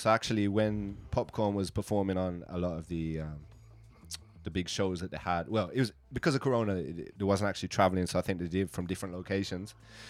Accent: Birmingham, West Midlands, United Kingdom; So basically, yeah, I'm from England, Birmingham, England, so right in the central of England. It's actually the second city.

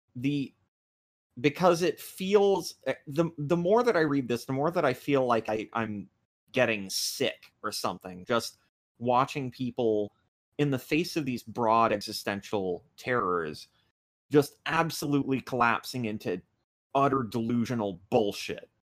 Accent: United States; I'm American

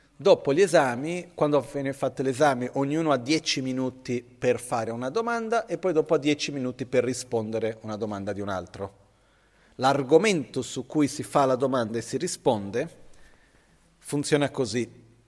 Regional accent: India; Io son cresciuto così in India

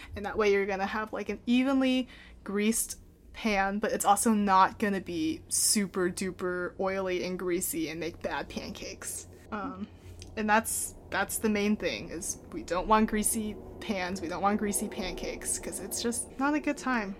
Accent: Portland, United States; he moved her up to Portland, where I was born

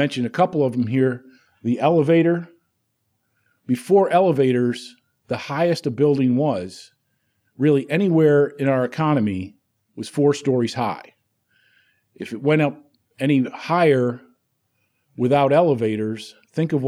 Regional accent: 000 about 30 miles west of Syracuse, New York, United States; born or raised there; moved away as an adult

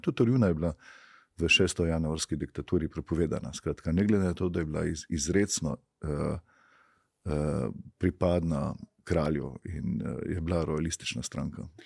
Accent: Slovenia

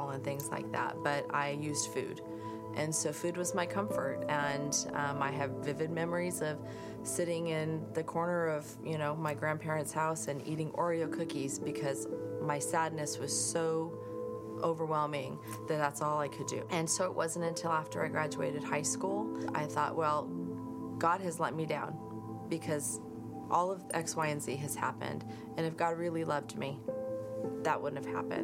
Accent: Lakewood, United States; our old pastors from growing up in Lakewood

